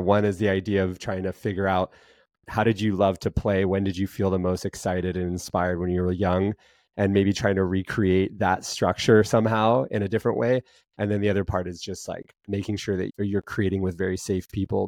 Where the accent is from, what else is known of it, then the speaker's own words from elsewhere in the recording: Montana, United States; growing up in Montana